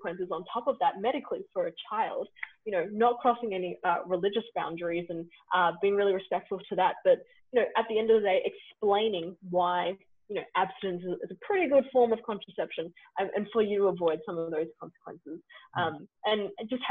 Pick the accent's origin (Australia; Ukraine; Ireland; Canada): Australia; as Australian volunteers